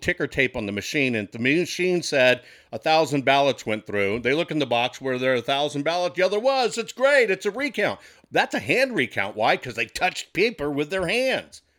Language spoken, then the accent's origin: English; Texas, United States; as a Texan